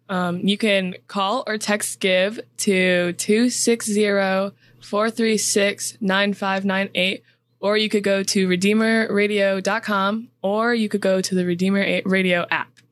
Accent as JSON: {"language": "English", "region": "Indiana", "country": "United States", "tie": "born or raised there", "moved": "yes", "lives_now": "Edwardsburg, United States", "said": "I was born in Indiana"}